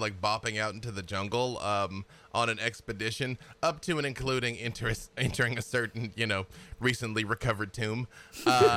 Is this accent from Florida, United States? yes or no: no; Little Rock, Arkansas, United States; I'm from Little Rock, Arkansas